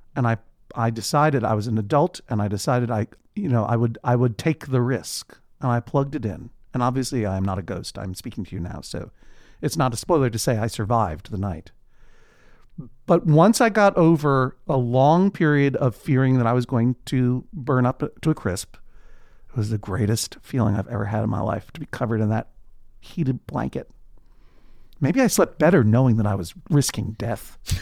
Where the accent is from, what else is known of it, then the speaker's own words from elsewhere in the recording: New England, United States; moved away; I grew up in New England, which, of course, is a region in the northeastern United States